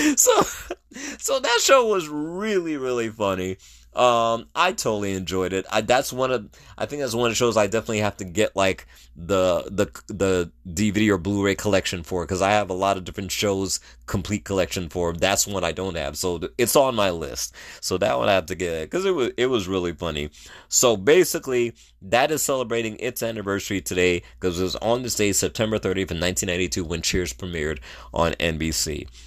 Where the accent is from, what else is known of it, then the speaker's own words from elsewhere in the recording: New York City, New York, United States; New York, my hometown.